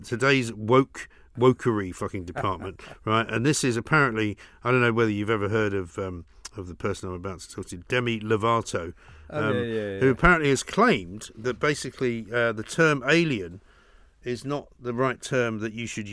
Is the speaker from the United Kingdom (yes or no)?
yes; England, United Kingdom; moved away as an adult; also born or lived in London; I came from England where nobody knew about fucking stocks and shares